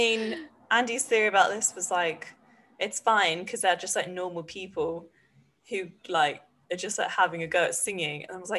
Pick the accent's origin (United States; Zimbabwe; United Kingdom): United Kingdom; We're British.